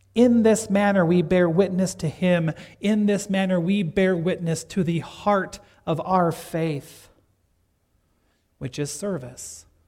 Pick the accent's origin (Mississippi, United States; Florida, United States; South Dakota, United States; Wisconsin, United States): South Dakota, United States; Gregory; my hometown of Gregory, South Dakota